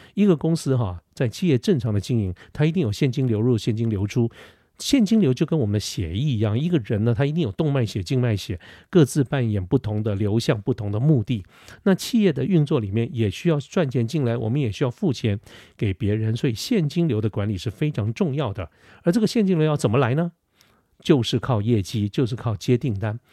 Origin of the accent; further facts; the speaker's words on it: Taipei, Taiwan; 我小的时候住在哪里，住在那个临江街哈，就是台北市靠近信义路靠近，呃，世贸那个地方，那个很小的一个街